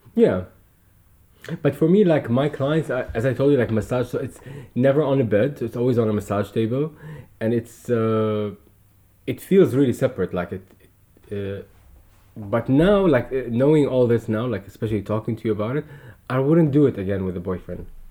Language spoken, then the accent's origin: English; Dubai, United Arab Emirates; growing up in Dubai